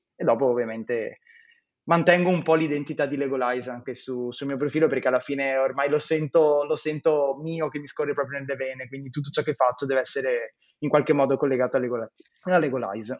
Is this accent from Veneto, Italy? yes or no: yes; Veneto, Italy; Io sono veneto